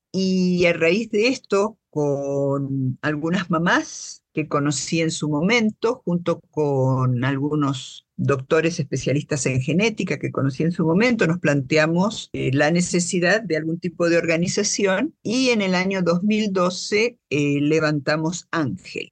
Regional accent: Buenos Aires, Argentina; now in Guatemala; Yo soy guatemalteca nacida en Buenos Aires. Es decir, nací en Buenos Aires hace un montón de años y llegué a Guatemala hace 39 años.

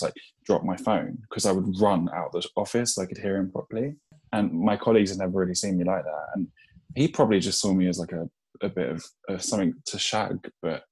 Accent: London, United Kingdom; I'm from Eltham in Southeast London

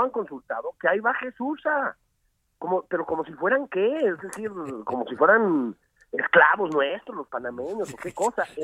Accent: Mexico; reflejan el mosaico que somos los mexicanos.

